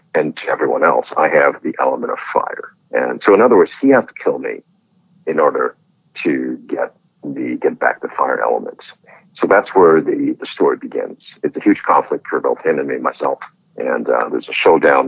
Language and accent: English; Hong Kong; I'm from Hong Kong